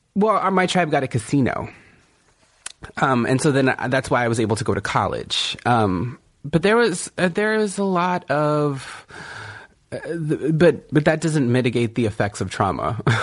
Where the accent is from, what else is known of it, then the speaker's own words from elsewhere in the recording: Kumeyaay Nation, Southern California, United States; I'm from the Kumeyaay Nation in Southern California.